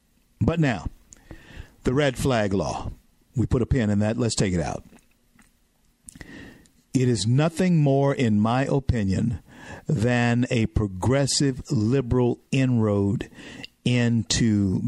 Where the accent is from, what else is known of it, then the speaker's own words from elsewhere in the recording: Southern United States, United States; I'm a Southerner.